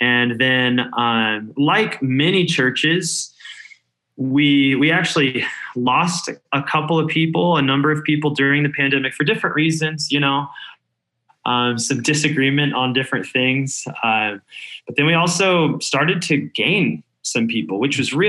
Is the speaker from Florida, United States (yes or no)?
no; Denver, Colorado, United States; moved away as an adult; also born or lived in California; now in Denver, United States; I grew up in Denver, but I spent almost 10 years in California